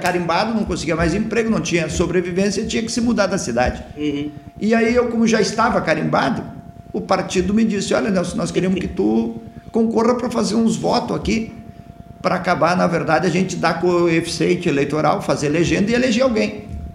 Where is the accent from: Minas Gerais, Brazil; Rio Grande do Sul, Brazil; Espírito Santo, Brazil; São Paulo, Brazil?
Rio Grande do Sul, Brazil; Mata; also born or lived in Jaguari / Sapiranga; Eu sou natural da cidade de Mata, que fica na região da, de Santa Maria